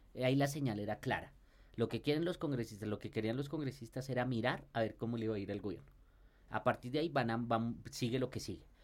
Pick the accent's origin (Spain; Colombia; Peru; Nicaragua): Colombia; como los colombianos